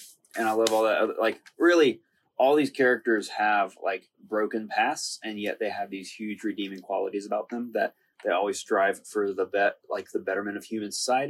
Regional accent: Montgomery, Alabama, United States; also born or lived in South Carolina; To make it easy, I'd say I'm from Montgomery.

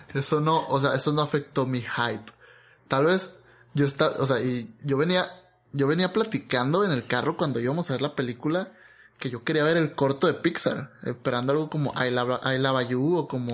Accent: Mexico; como mexicano

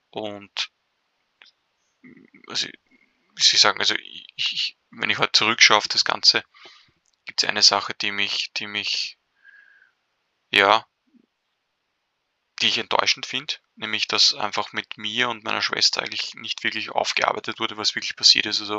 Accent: Vienna, Austria; bin schon seit fast 30 Jahren auf dieser Welt. Ähm, bin in Wien aufgewachsen

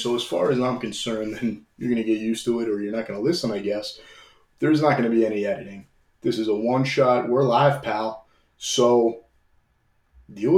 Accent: Old Bridge, New Jersey, United States; we're from Central New Jersey. This was in Old Bridge.

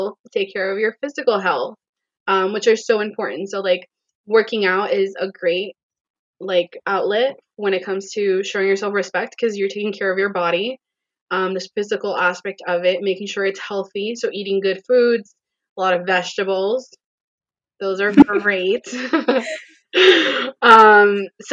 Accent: Florida, United States; also born or lived in Puerto Rico; I was born in Puerto Rico, raised in Florida

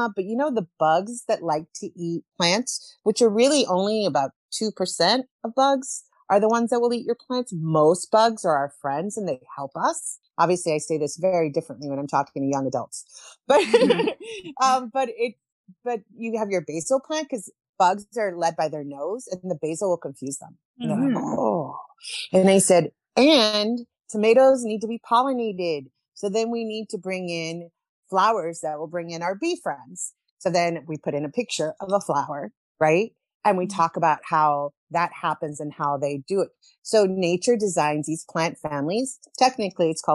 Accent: Bible Belt, southeastern U.S., Southeastern United States, United States; moved away as an adult; also born or lived in Chile / New York / Alaska / Guatemala; I'm originally from Chile. We moved to the United States when I was 7 years old. I grew up in the Bible Belt, southeastern part of the U.S.

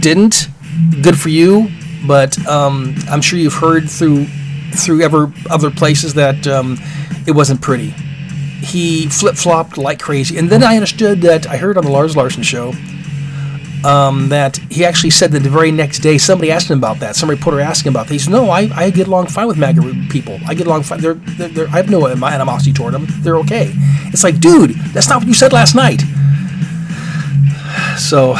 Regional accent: Alaska, United States; growing up in Alaska

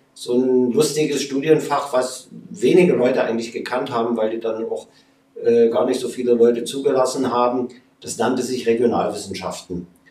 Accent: Leipzig, Saxony, Germany; ich bin in Leipzig groß geworden

